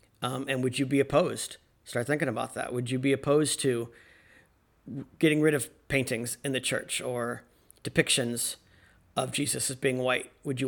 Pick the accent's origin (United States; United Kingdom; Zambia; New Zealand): United States; North Carolina; born there; I want to say that I'm a Southerner in some degrees. I was born in North Carolina, which was a Confederate state.